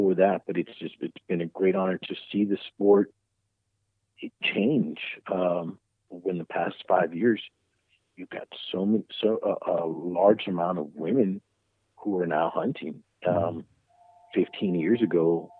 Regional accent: Carrizo Springs, Texas, United States; I'm from Carrizo Springs, the heart of the Golden Triangle

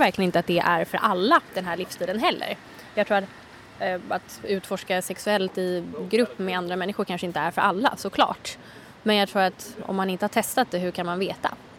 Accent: Sweden; moved away as an adult; min familj och mina vänner hemma i Sverige.

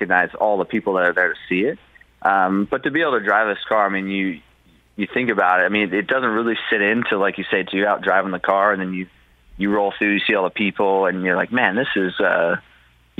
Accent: United States; I'm a kid that's all-American

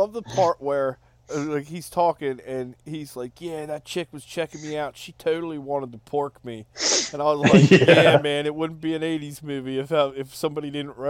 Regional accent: Maryland, United States; we're both from Maryland

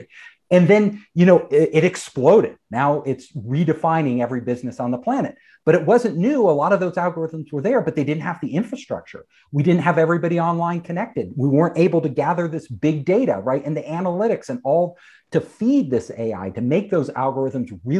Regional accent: California, United States; I'm from California. You know, I'm a California native

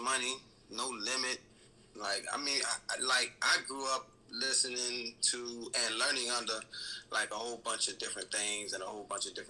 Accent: New Orleans, Louisiana, United States; now in Nashville, United States; So I'm originally from New Orleans, Louisiana.

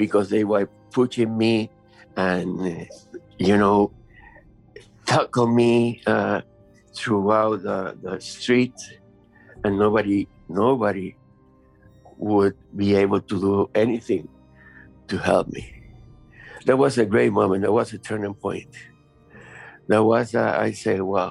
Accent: Havana, Cuba; moved away as an adult; I was born in Havana, Cuba

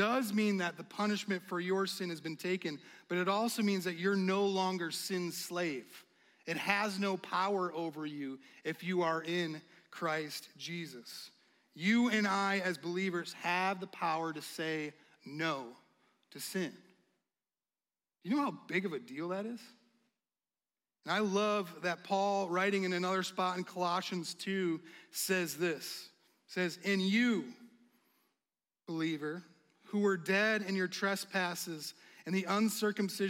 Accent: United States; as an American

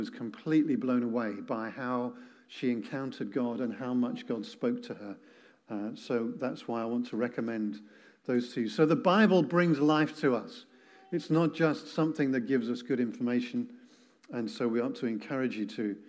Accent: England, United Kingdom; I'm English

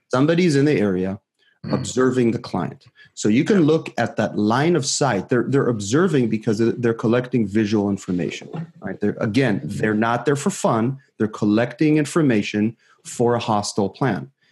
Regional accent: Israel; moved away as an adult; now in San Francisco Bay Area, United States; I was born and raised in Israel

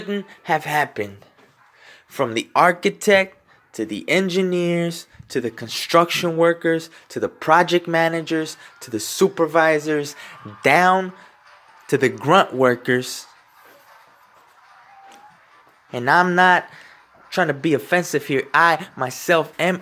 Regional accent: United States; I am in the United States. I am American born.

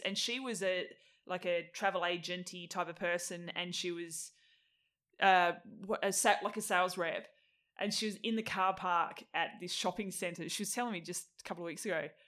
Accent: Tasmania, Australia; moved away as an adult; also born or lived in Melbourne; I moved from Tassie when I was twenty-one

